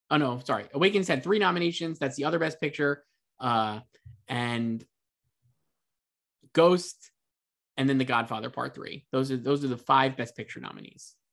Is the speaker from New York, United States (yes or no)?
yes; New York, United States; I come from New York. As a little kid, I lived in the projects